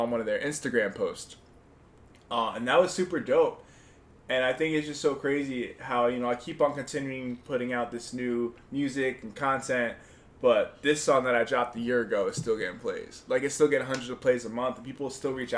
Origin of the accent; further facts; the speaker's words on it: Mayapac, New York, United States; also born or lived in Bronx, New York / Harlem, New York; now in New York City, United States; I was born in the Bronx, and I was raised up in Mayapac